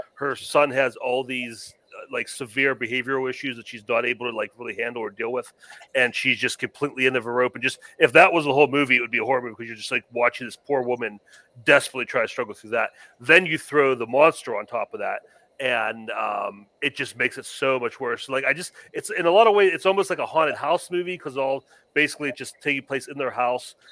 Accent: Pennsylvania, United States; growing up in Pennsylvania

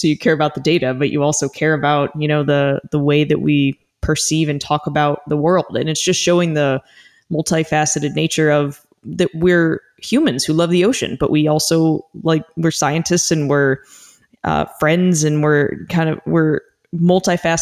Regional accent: Arizona, United States; I grew up in Arizona right near Biosphere 2.

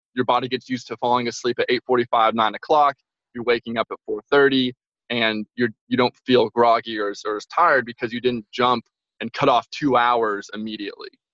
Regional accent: Franklin, Tennessee, United States; moved away as an adult; now in Albany, United States; I'm originally from Nashville, Tennessee. Um, there's a little town called Franklin, just south of Nashville.

